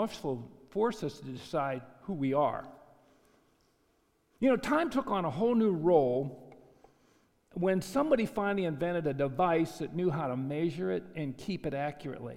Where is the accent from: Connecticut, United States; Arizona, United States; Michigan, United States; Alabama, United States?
Arizona, United States; I'm from Arizona